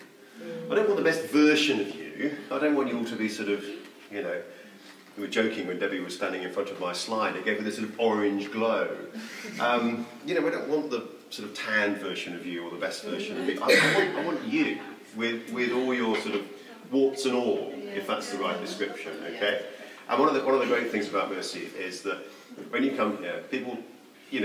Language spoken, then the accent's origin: English; Mauritius; The primary reason for going was I grew up in Mauritius.